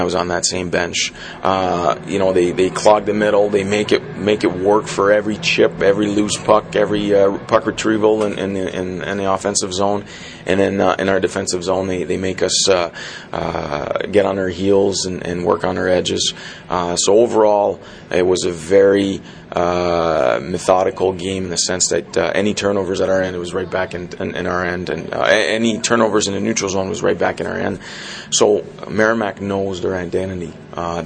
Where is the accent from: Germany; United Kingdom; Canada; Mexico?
Canada; Montreal, Quebec; born or raised there; moved away; also born or lived in North Andover, Massachusetts